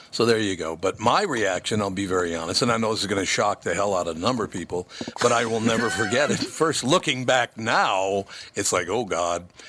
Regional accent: Minnesota, United States; I was born here. I love Minnesota. I grew up in Minnesota

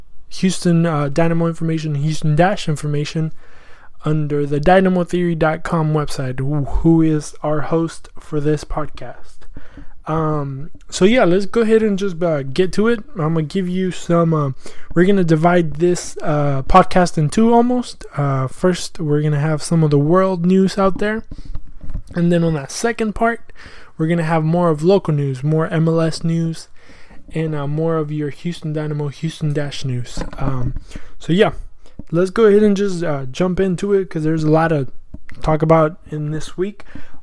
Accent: Argentina; my youngest brother is actually named Lautaro, because we are from Argentina as well.

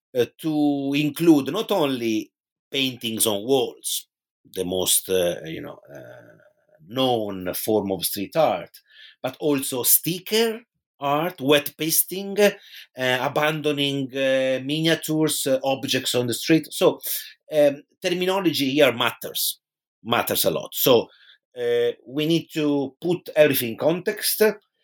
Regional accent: Pisa, Tuscany, Italy; in my hometown in Tuscany, which is Pisa in Italy

